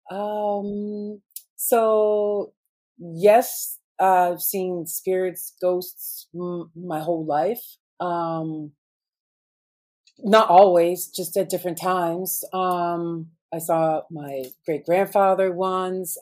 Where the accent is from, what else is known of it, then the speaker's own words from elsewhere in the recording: Boston, Massachusetts, United States; I grew up in Boston. You'd say I'm a Boston girl with attitude